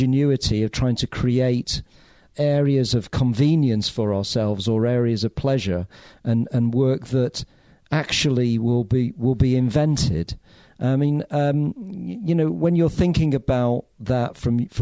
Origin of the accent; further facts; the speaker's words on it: Bury, North West England, United Kingdom; I grew up quite near you, actually, Angus, because I grew up in Bury